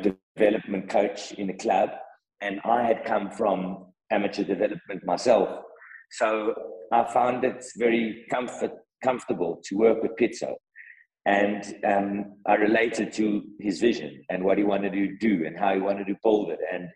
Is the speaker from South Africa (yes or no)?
yes; South Africa; as a South African football loving person and a football administrator in the game